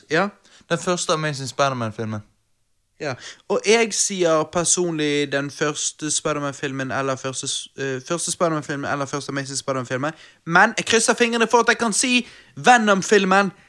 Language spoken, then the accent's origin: Norwegian; Stavanger, Rogaland, Norway; jeg er fra Stavanger, vi har olje